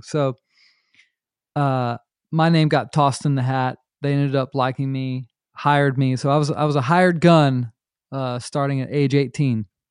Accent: North Myrtle Beach, South Carolina, United States; also born or lived in Charlotte, North Carolina; I grew up in North Myrtle Beach, uh, South Carolina

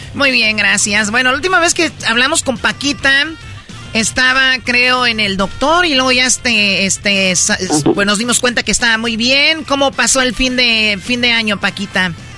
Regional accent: Michoacán, Mexico; yo soy de Michoacán

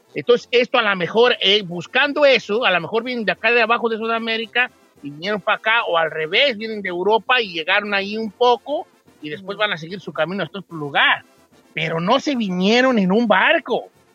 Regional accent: Mexico; nuestro lenguaje este, que tenemos como latinos o mexicanos, sí, pues mexicanos específicamente

